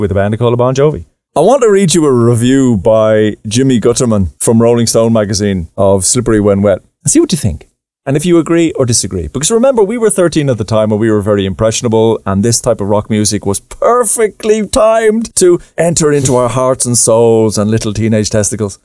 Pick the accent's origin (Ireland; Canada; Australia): Ireland; us growing up in Ireland